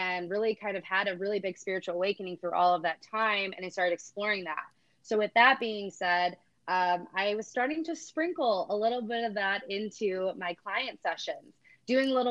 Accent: Cleveland, Ohio, United States; I am originally from Cleveland, Ohio. I grew up in a smaller town

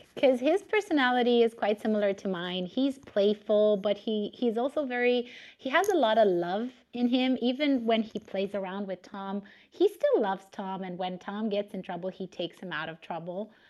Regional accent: Romania; English is a second language; I was born and raised in Romania

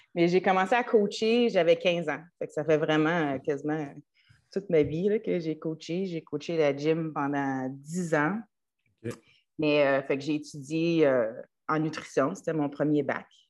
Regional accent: Trois-Rivières, Quebec, Canada; moved away; also born or lived in United States; j'ai grandi à Trois-Rivières

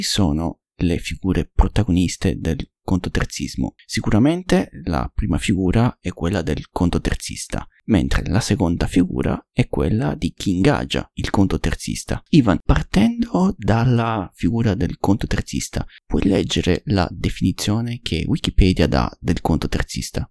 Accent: Sardinia, Italy; dalle mie parti, in, in Sardegna

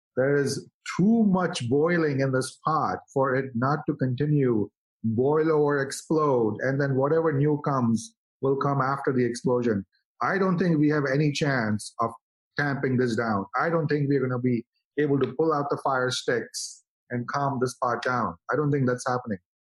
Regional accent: India; now in United States; as an Indian guy

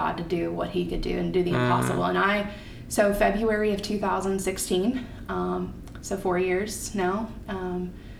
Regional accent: Kentucky, United States; born or raised there; moved away as an adult

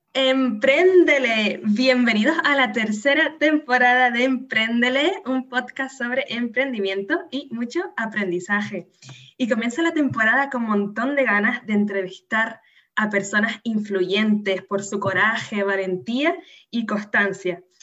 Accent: Canary Islands, Spain; nacida en Canarias

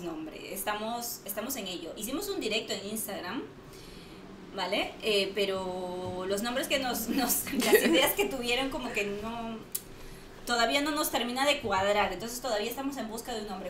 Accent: Lima, Peru; now in Barcelona, Spain; como buena peruana que soy

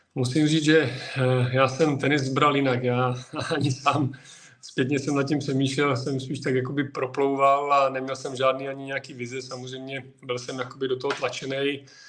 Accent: Přerov, Olomouc Region, Czechia; moved away; also born or lived in Prostějov; já jsem původem z Přerova, tam jsem se narodil

